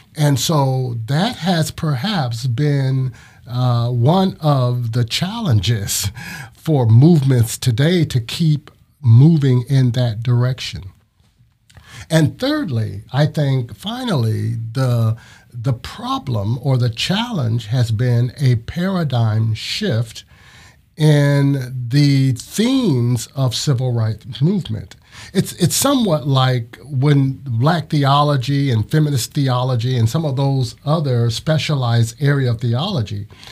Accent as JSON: {"language": "English", "region": "Ohio", "country": "United States", "tie": "born or raised there", "moved": "as an adult", "lives_now": "Florida, United States", "said": "I'm originally from Ohio."}